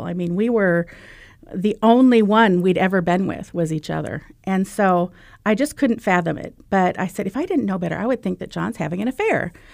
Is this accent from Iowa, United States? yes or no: yes; Iowa, United States; I'm from Iowa